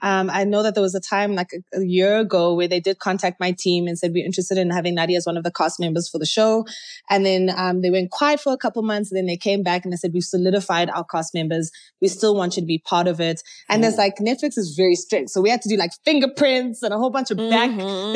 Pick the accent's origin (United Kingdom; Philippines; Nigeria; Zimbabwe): Zimbabwe; also born or lived in Kenya; I'm originally from Zimbabwe. I went to high school in Kenya, Nairobi.